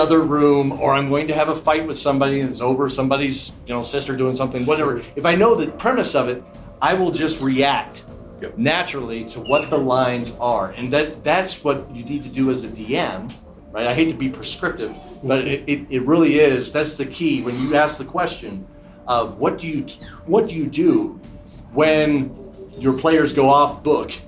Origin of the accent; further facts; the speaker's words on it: Wyoming, United States; I grew up in Wyoming.